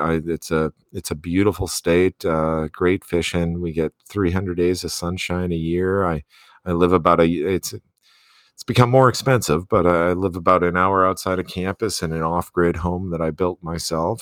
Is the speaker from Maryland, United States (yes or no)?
no; Wisconsin, United States; moved away as an adult; now in Bozeman, United States; I grew up in Wisconsin. I, I got my graduate degrees in Wisconsin.